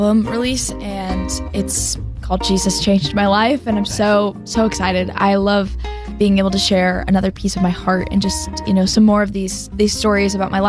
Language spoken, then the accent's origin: English; Arizona, United States; moved away; I'm from Arizona